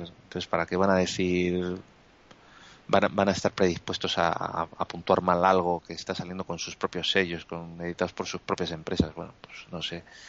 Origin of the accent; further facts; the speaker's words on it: Spain; somos todos los españoles que estamos ahí votando